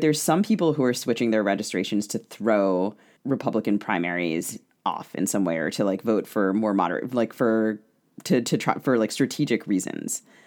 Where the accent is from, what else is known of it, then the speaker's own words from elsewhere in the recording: Maryland, United States; I grew up in Maryland